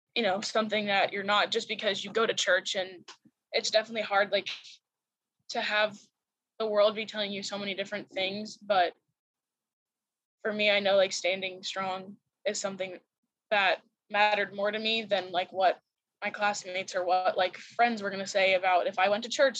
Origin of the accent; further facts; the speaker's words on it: St. Johns, Florida, United States; moved away as an adult; now in Lakeland, United States; I'm from St. John's, Florida